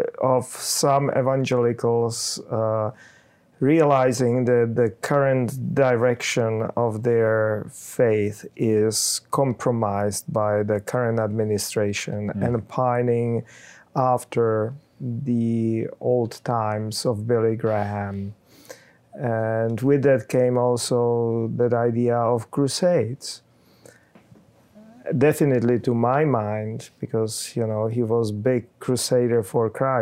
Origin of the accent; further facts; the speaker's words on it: Czechia; I'm from Czech Republic